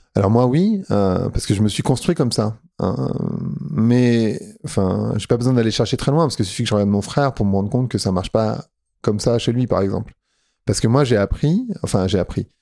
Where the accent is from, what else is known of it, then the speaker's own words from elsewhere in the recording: Paris suburbs, Île-de-France, France; moved away as an adult; now in Lisbon, Portugal; Moi, j'ai grandi en banlieue parisienne, dans une cité euh, dans le 95